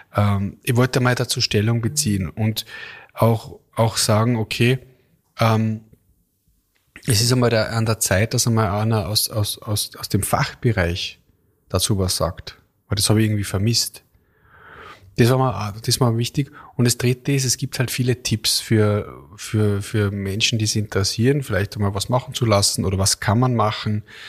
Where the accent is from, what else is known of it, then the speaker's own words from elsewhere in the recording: Kitzbühel, Tyrol, Austria; moved away; Ich war in Tirol, also äh, in Kitzbühel, in meiner Heimat